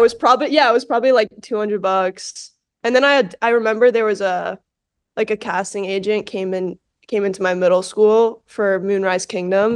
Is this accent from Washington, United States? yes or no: no; New York City, New York, United States; I grew up in New York, I grew up in New York City